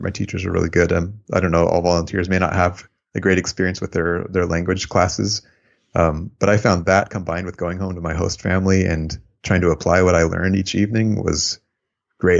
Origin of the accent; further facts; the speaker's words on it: San Francisco Bay Area, California, United States; also born or lived in Japan / Albania; my mom's American, but, um, we moved here when I was a baby.